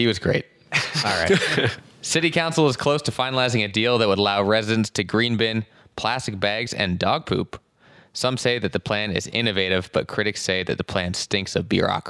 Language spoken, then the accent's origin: English; Ottawa, Ontario, Canada; I'm from Bell's Corners.